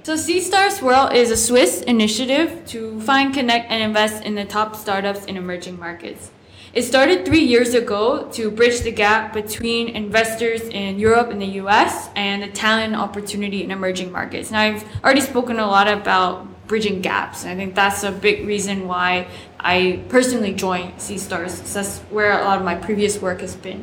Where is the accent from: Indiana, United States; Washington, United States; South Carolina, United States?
South Carolina, United States; my home state, South Carolina